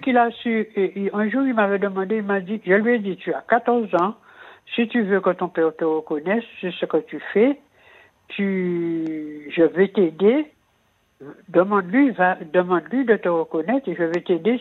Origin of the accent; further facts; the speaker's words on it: Antilles, Guadeloupe; moved away as an adult; je suis partie des Antilles